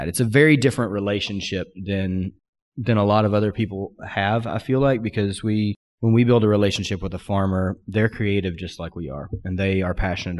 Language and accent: English; Pacific Northwest, United States; I said, I'm from the Pacific Northwest too.